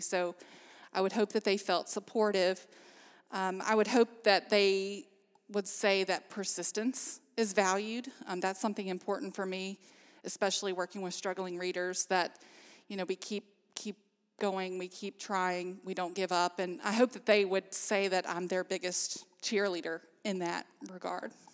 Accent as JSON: {"language": "English", "area": "Amherst County", "region": "Virginia", "country": "United States", "tie": "born or raised there", "said": "I'm actually from Amherst County, so I've lived here all my life"}